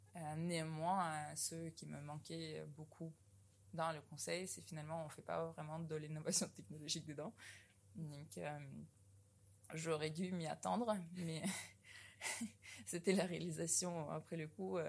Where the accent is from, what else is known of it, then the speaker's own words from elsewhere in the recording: Novosibirsk, Novosibirsk Oblast, Russia; moved away as an adult; now in France; Je suis venue de Novosibirsk en Russie, puis j'ai intégré l'école polytechnique en 2009